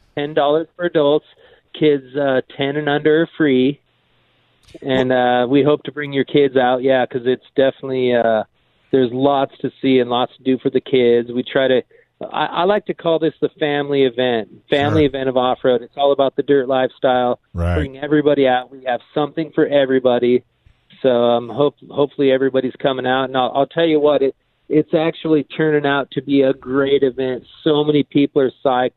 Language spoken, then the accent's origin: English; Escondido, California, United States; also born or lived in Temecula; I grew up in Escondido. I live in Temecula now